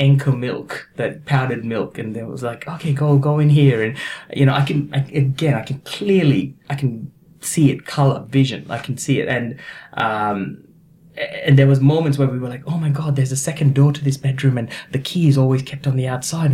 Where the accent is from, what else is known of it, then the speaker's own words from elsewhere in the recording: east side of Sri Lanka, Eastern Province, Sri Lanka; also born or lived in Australia; now in Brisbane, Australia; I was born in a small village on the east side of Sri Lanka. And we had quite a comfortable life growing up.